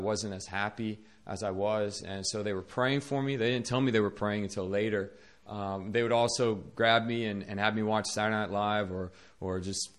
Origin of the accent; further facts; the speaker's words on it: Northern Virginia, United States; moved away as an adult; now in South Korea; I was born in Northern Virginia to a Christian family, and I grew up in a Christian school